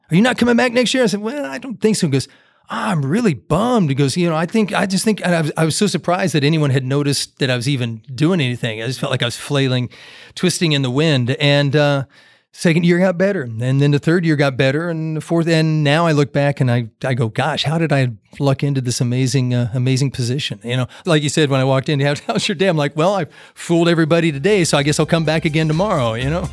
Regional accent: Great Plains, Kansas, United States; moved away as an adult; also born or lived in Jacksonville, Florida; growing up in the Great Plains

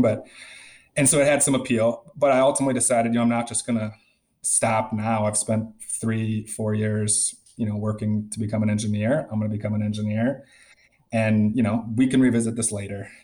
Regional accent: Middleton, Wisconsin, United States; moved away as an adult; also born or lived in San Diego, California; now in Chicago, United States; So I'm from Wisconsin and specifically Middleton, Wisconsin, which is a, a suburb. I guess it was small. It's grown quite a bit just west of Madison and great town to grow up in.

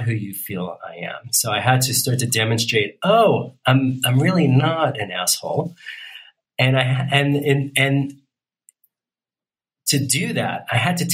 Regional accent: New York, United States; I'm from New York. My mom's from Brooklyn. My dad was from the Bronx

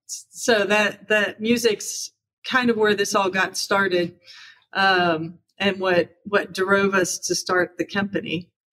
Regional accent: Taylorsville, Kentucky, United States; also born or lived in Louisville, Kentucky; born and raised in Taylorsville, grew up in my mom and dad's business that they operated for 70 years on Main Street.

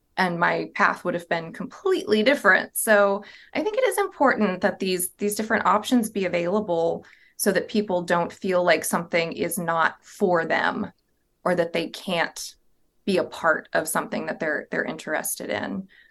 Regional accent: Southern Virginia, United States; I grew up in a small town in Southern Virginia

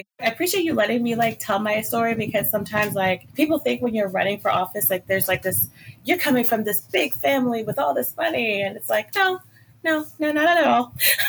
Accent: Maryland, United States; So I am originally from Maryland. I'm from this small town. Well, actually, I'm from a county that's really small called Calvert County.

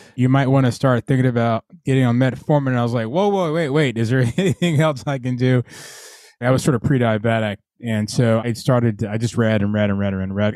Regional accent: Atlanta, Georgia, United States; now in Virginia, United States; I, grew up in Atlanta

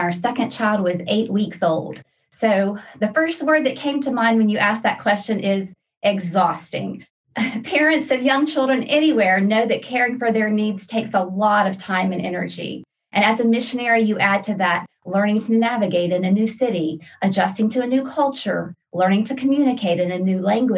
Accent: Louisiana, United States; moved away as an adult; also born or lived in Brazil / Romania / Czech Republic; now in Virginia, United States; I'm originally from Louisiana

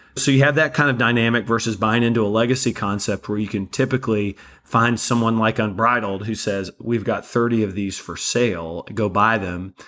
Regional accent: Kentucky, United States; also born or lived in Florida Panhandle; now in Florida, United States; I'm originally from Kentucky and we live in the Panhandle of Florida

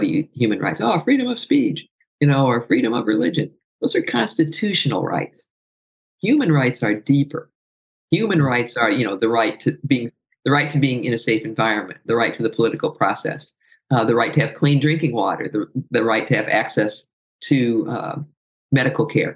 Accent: South Bend, Indiana, United States; moved away; also born or lived in Louisville, Kentucky; I'm from South Bend, right next to Notre Dame

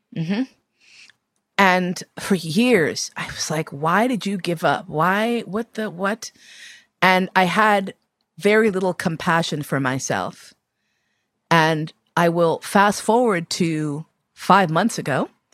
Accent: United States; my blackness as an American person

